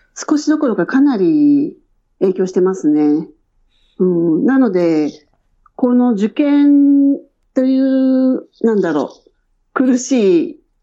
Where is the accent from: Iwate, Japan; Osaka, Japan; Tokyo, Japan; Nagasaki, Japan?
Tokyo, Japan; moved away as an adult; also born or lived in Shinjuku, Tokyo; now in Gold Coast, Australia; 出身は、あの、江戸川区で育ちました。